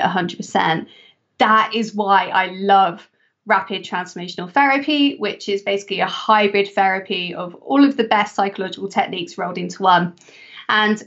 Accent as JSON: {"language": "English", "region": "England", "country": "United Kingdom", "said": "my home country, England"}